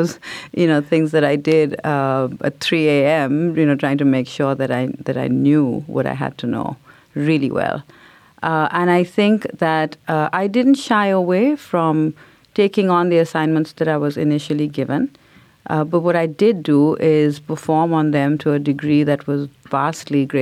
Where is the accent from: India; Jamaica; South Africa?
India; now in United States; growing up in India because everybody looked like me. So I think only when moving to America made me realize that I was different.